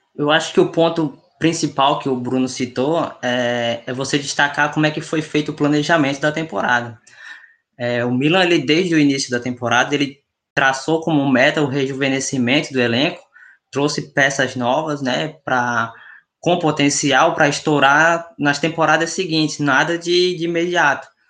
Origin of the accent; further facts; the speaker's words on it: Northeast Region, Brazil; accent: nordestino; meu sotaque nordestino